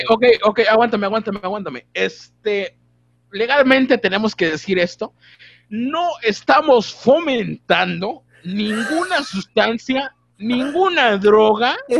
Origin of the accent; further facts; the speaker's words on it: Mexico; como buen mexicano